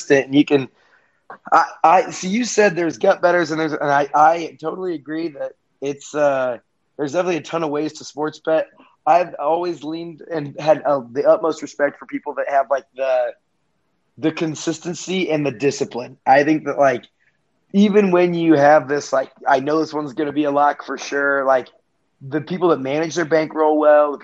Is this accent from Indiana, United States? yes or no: yes; Indianapolis, Indiana, United States; we're from Indianapolis